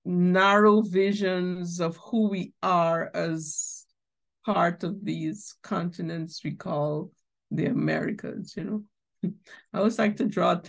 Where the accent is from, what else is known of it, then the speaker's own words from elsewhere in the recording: Guyana; I'm from Guyana.